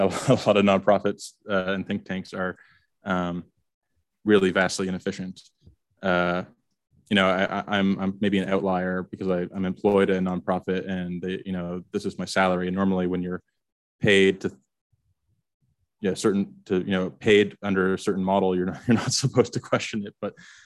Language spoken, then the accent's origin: English; Canada; moved away as an adult; I'm from Canada originally